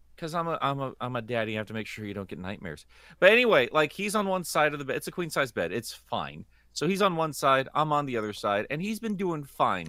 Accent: United States; I'm an American.

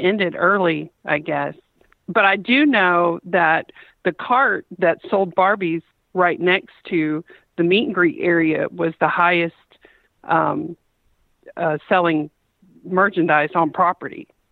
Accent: Lake City, Florida, United States; I'm from Lake City

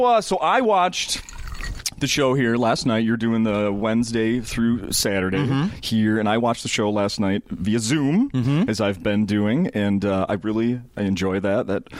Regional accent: St. Paul, Minnesota, United States; as someone born and raised in Minnesota.

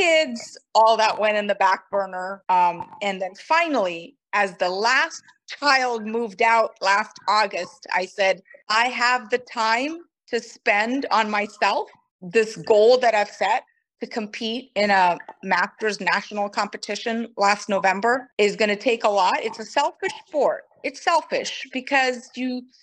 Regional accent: Brazil; first language Portuguese; English is a second language; moved away as an adult; also born or lived in Kanpur, India; now in United States; I moved to Brazil when I was very, very young and I was raised in Brazil. So Portuguese is really my first language

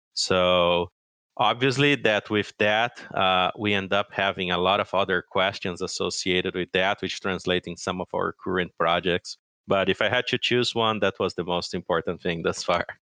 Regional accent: São Paulo, Brazil; moved away as an adult; now in Madison, United States; I'm actually originally from Brazil, uh, I grew up in, uh, São Paulo State

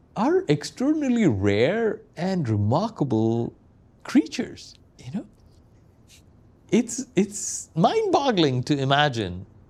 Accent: Kochi, Kerala, India; now in London, United Kingdom; I was recently in my hometown of Cochin, India

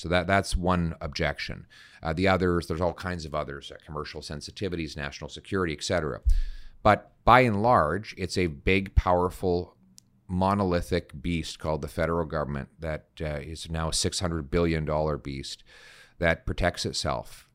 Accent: Calgary, Alberta, Canada; my dad is a French Canadian from Saskatchewan, and I grew up in Calgary.

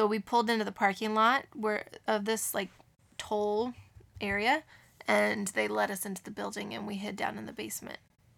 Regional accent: Missouri, United States; moved away; When I grew up in Missouri, we had a lot of tornadoes every year.

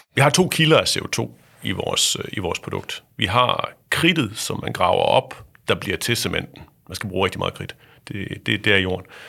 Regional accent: Thy, North Denmark Region, Denmark; Jeg er vokset op ude i Thy

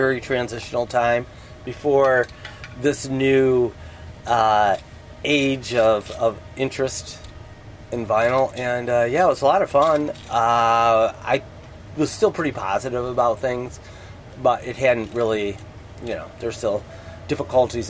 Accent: Michigan, Ohio, Midwest, United States; also born or lived in Toledo, Ohio; I grew up in Michigan, in Ohio

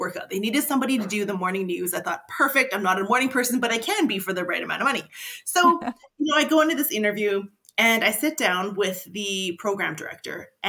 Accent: Grande Prairie, Alberta, Canada; I was born and raised in Grand Prairie

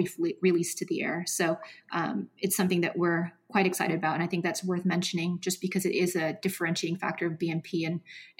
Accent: Seattle, Washington, United States; we're from Seattle

